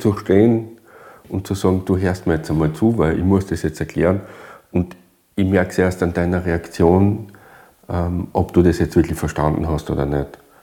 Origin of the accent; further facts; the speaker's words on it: Styria, Austria; bei uns in der Steiermark